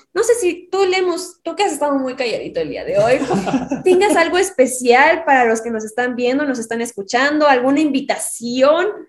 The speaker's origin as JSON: {"language": "Spanish", "country": "Mexico", "said": "soy de México"}